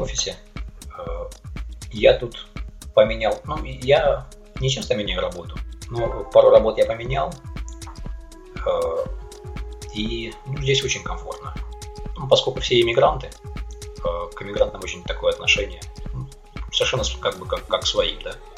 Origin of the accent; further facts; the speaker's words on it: Taganrog, Rostov Oblast, Russia; moved away as an adult; also born or lived in South Korea; now in Melbourne, Australia; уехал я из Таганрога в 2001 году